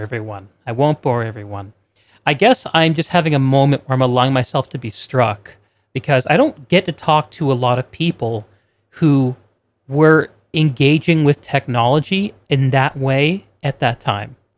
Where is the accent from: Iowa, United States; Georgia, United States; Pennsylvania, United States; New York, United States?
New York, United States; I grew up near New York City, so I'd watch every single Yankees game